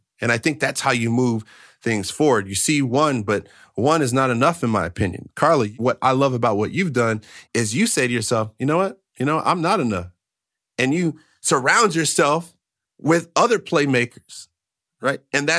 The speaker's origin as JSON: {"language": "English", "region": "Maryland", "country": "United States", "tie": "born or raised there", "said": "because I grew up in Maryland, and so we were in Montgomery County, okay?"}